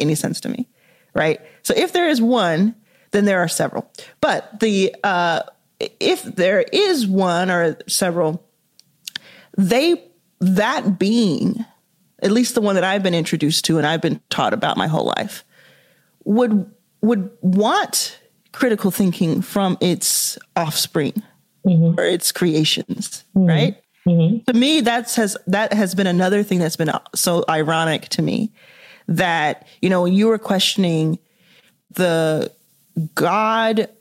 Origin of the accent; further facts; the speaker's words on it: Dallas, Texas, United States; I was raised in Dallas, Texas, in the US